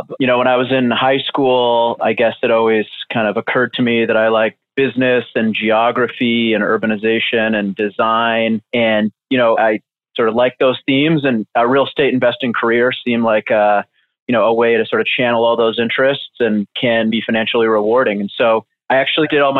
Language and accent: English; Toronto, Ontario, Canada; moved away as an adult; also born or lived in London; I grew up in Toronto